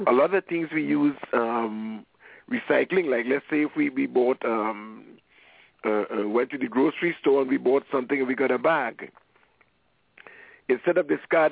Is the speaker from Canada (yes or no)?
no; Trinidad & Tobago; moved away; I'm from Trinidad and Tobago